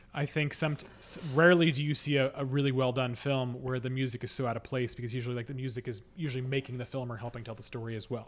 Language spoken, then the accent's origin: English; Boston, Massachusetts, United States; I'm from Boston